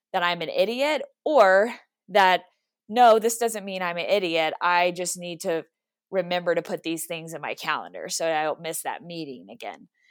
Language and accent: English; Texas, United States; now in Colorado Springs, United States; I'm originally from Texas, so I will, I will always claim Texas, but I am in Colorado Springs 'cause my husband is in the Air Force